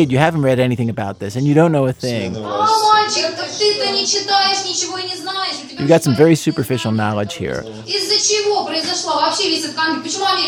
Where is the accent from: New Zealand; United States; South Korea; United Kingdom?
United States; As an American